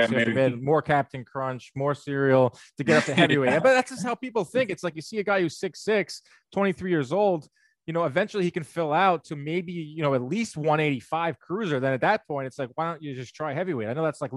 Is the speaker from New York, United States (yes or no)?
yes; Long Island, New York, United States; where I grew up on Long Island in New York